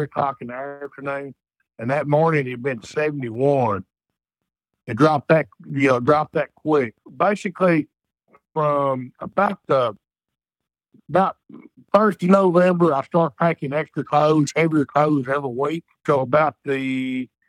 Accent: Texas, United States; I grew up in Texas

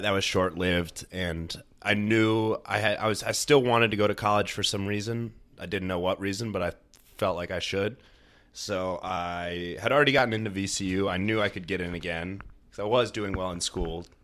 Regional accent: Northern Virginia, United States; also born or lived in Ithaca, New York; now in Richmond, United States; I grew up mostly in Northern Virginia

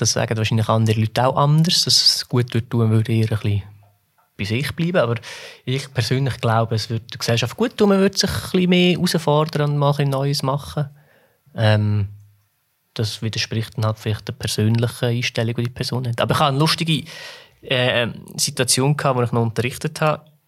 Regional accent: Switzerland; uns Schweizer

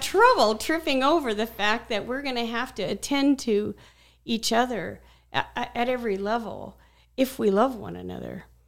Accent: Scottsdale, Arizona, United States; I was a kid from Scottsdale.

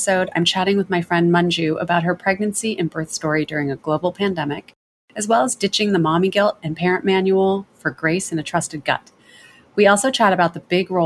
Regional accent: United States; accent: American; like I had an American accent

